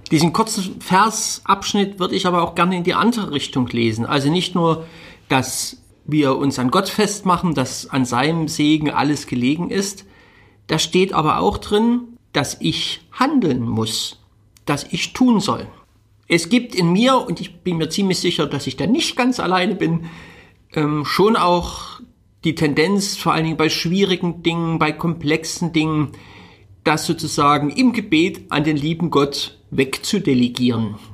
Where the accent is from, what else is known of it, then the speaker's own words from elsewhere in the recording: Dresden, Saxony, Germany; born there; Ich bin gebürtiger Dresdner. Alle Leipziger Zuhörer bitte ich um Entschuldigung.